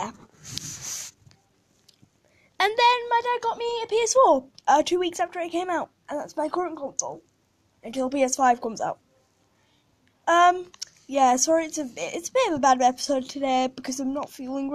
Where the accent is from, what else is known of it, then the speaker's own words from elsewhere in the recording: United Kingdom; I'm British